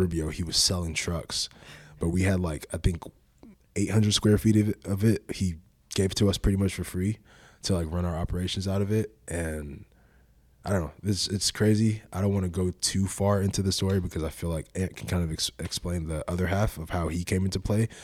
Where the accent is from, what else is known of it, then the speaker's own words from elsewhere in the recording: Nigeria; now in United States; I'm, I'm Nigerian, my nationality